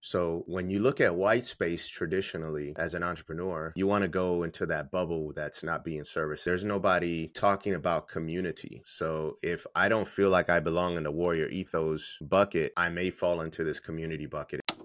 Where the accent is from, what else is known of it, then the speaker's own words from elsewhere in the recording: Puerto Rico; moved away; I'm from Puerto Rico